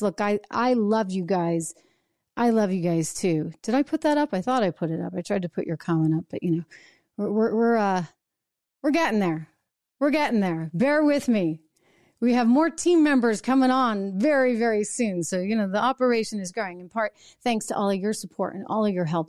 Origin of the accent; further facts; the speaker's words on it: United States; as an American